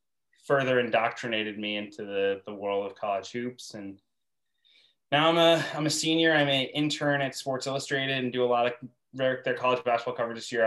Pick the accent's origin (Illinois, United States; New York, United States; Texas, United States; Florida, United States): New York, United States; Albany; I'm from upstate New York. I'm from Albany, New York.